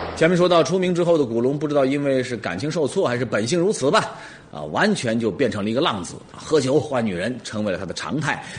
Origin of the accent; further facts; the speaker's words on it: Jiangxi, China; 我们江西人